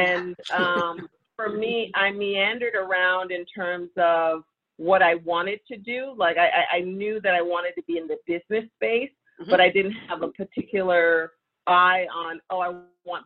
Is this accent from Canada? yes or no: yes; Toronto, Ontario, Canada; moved away as an adult; also born or lived in New York; now in Los Angeles, United States; I was born and raised in Toronto, so Canadian girl